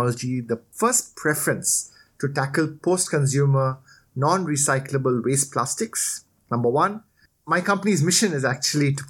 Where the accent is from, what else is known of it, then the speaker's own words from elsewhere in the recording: India; moved away as an adult; also born or lived in Australia; now in Thailand; I was born in Thailand. I grew up here for a bit. Then I did my schooling in India